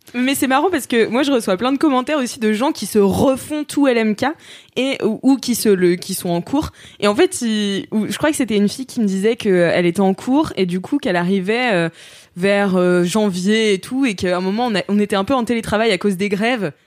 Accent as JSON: {"language": "French", "town": "Nantes", "region": "Pays de la Loire", "country": "France", "tie": "born or raised there", "said": "ma mère est née de Quimper, donc je suis à 50% Bretagne et à 50% Vendéenne, donc je, j'ai, je suis née à Nantes"}